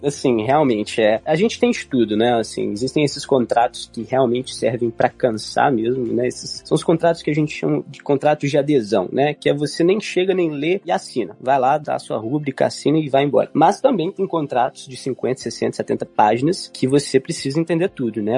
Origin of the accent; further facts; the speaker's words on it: Brazil; nós não nativos de língua inglesa, né, como nós brasileiros